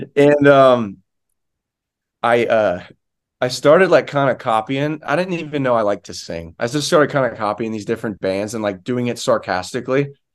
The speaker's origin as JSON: {"language": "English", "region": "rural Florida", "country": "United States", "tie": "born or raised there", "said": "I'm from Florida"}